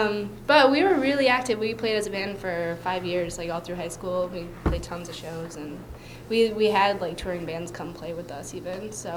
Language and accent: English; Paw Paw, Michigan, United States; now in Philadelphia, United States; I was born in Michigan, in really rural Michigan, in 1985. So I grew up in a really small town called Pawpaw. It was basically a farm town.